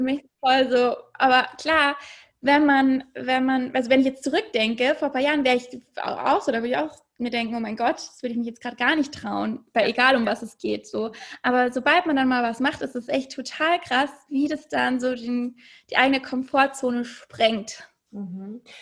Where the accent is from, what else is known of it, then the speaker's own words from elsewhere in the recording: Munich, Bavaria, Germany; moved away as an adult; also born or lived in Hamburg / Copenhagen; Ich komme ursprünglich aus München und ähm, habe dort eigentlich fast mein ganzes Leben gewohnt